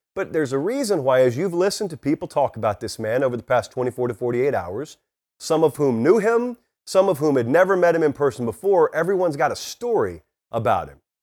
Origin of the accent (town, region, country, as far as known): Georgia, United States; born or raised there; moved away